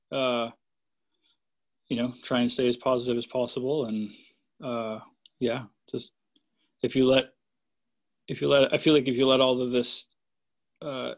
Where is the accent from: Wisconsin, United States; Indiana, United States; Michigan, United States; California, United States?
Wisconsin, United States; Waukesha; also born or lived in Rhinelander, Wisconsin; now in Milwaukee, United States; I was born in Waukesha. And then when I was like 11 or 12, my family moved up to Rhinelander